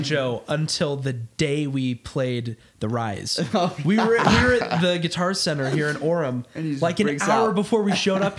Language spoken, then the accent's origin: English; England, United Kingdom; I'm very English as well.